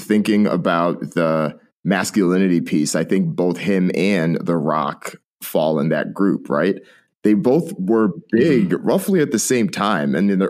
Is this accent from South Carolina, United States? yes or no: no; Connecticut, United States; now in Bay Area, United States; We both realized that we're both Jamaican. We're both from Connecticut and moved to the Bay Area.